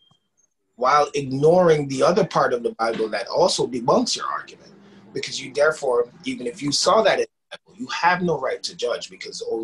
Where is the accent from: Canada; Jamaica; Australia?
Jamaica; people of my generation growing up in Jamaica